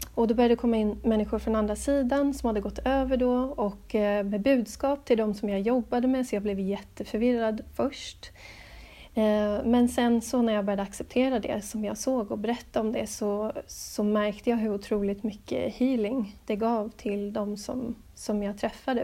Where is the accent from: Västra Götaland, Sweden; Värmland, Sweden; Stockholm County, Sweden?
Stockholm County, Sweden; Stockholm; moved away as an adult; also born or lived in Gothenburg; now in Adelaide, Australia; jag är född i Göteborg, ehm, växte upp till stor del i Stockholm